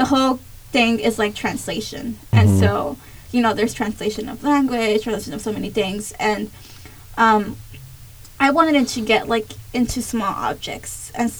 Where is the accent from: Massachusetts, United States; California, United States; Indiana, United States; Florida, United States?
California, United States; Compton; moved away as an adult; now in Kansas, United States; I was from Compton